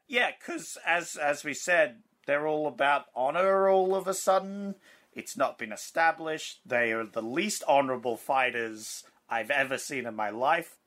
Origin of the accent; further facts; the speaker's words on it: Australia; as an Australian that works at a bottle load